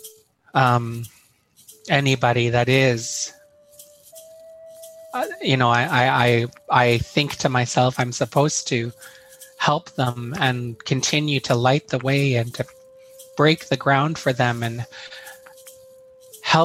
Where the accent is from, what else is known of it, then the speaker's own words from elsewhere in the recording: Terrace, British Columbia, Canada; now in Chilliwack, Canada; I lived here in Chilliwack. I was born and raised in Terrace.